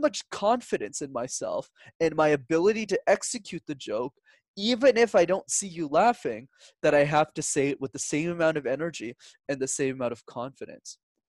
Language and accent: English; Montreal, Quebec, Canada; I was born and raised in Montreal, and Montreal is one of the few cities where you need to speak multiple languages to be successful in.